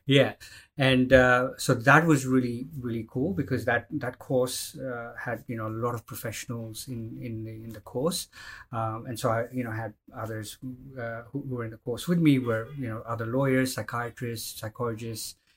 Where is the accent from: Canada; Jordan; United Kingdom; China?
Jordan; moved away as an adult; also born or lived in India / United States; now in Melbourne, Australia; I grew up in Jordan in the in the Middle East